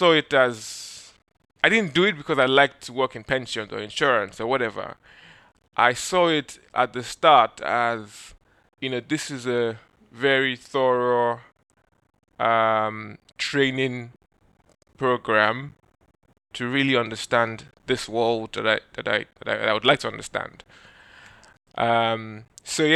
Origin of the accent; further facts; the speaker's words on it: Nigeria; moved away; being a Nigerian, many Nigerian kids, because I guess in Nigeria we have a big oil and gas industry